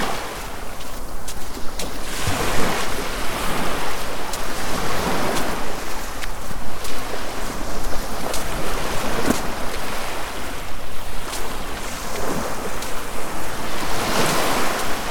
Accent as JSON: {"language": "English", "town": "Poole", "region": "South West England", "country": "United Kingdom", "tie": "born or raised there", "said": "I was born in Poole General Hospital, I think it's called, 51 years ago today."}